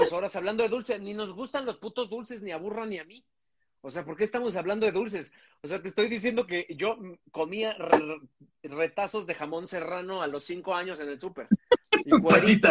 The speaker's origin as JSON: {"language": "Spanish", "region": "Mexico City", "country": "Mexico", "said": "yo soy del poniente, pero de Coajimalpa"}